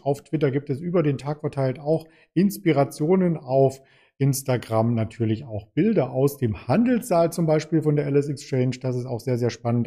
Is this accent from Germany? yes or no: yes; Germany; als Deutsche